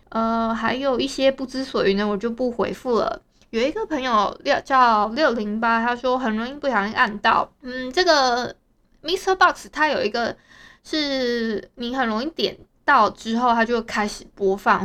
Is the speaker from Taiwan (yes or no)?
yes; Hualien County, Taiwan; 我们花莲这边啊，其实有蛮多的所谓的猫友大队